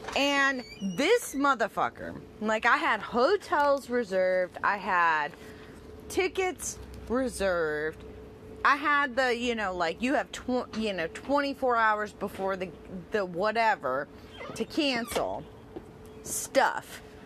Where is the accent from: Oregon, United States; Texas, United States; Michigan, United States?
Michigan, United States; Detroit; because I'm from Detroit, so my only team is the Tigers